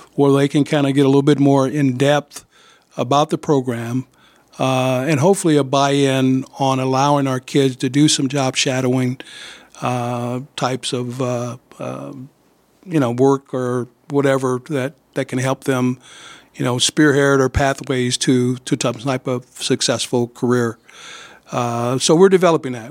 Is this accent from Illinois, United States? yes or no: yes; East St. Louis, Illinois, United States; also born or lived in Quad Cities; now in Davenport, United States; I'm from East Saint Louis, Illinois.